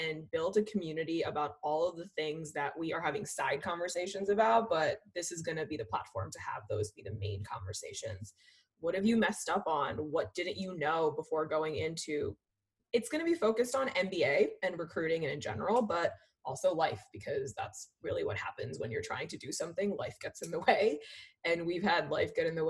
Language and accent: English; Philadelphia, Pennsylvania, United States; also born or lived in India / St. Louis; I was born in India, grew up right outside of Philly